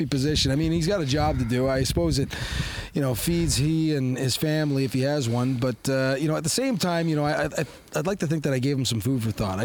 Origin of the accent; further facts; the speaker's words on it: Canada; we as Canadian gun owners